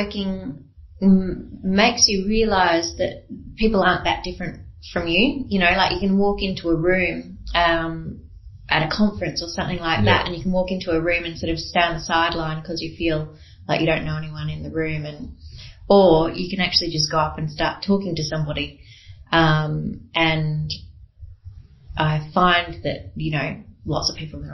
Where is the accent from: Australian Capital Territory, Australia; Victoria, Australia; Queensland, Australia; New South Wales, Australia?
Victoria, Australia; Melbourne; moved away; I'm originally from Melbourne